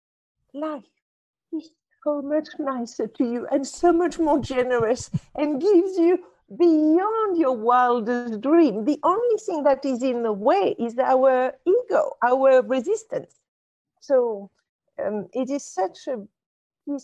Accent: Casablanca, Casablanca-Settat, Morocco; I was brought up in Casablanca, Morocco.

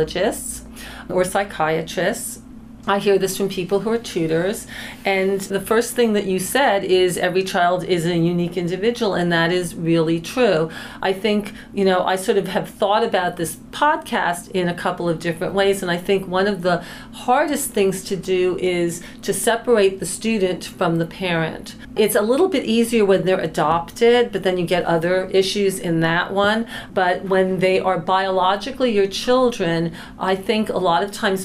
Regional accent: East Coast, United States; I'm from the East Coast

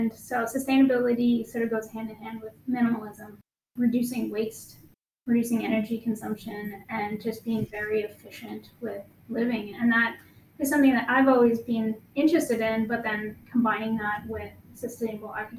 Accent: just outside Thunder Bay, Ontario, Canada; moved away as an adult; now in Ottawa, Canada; I'm originally from just outside Thunder Bay, Ontario, so a little bit farther away.

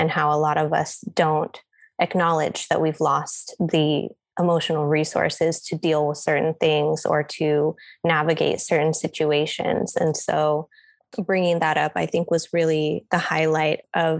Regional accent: United States; as a Filipino American woman

